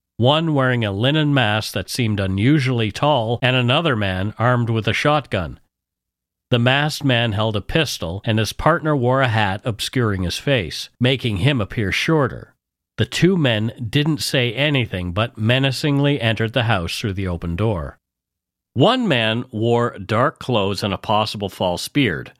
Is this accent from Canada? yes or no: yes; Canada; We are ordinary Canadian schmucks